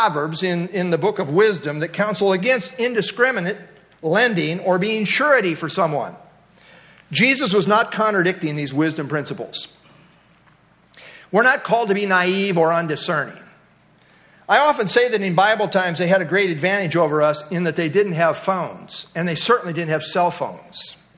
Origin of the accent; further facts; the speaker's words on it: United States; we as American Christians